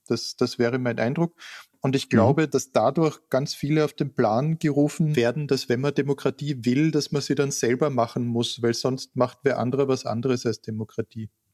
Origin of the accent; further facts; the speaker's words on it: Klagenfurt, Carinthia, Austria; Ich bin in Klagenfurt geboren und war dort Kind